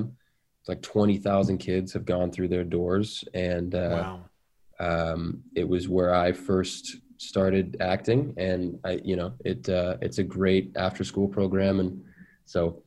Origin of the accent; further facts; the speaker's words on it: Seattle, Washington, United States; I grew up in Seattle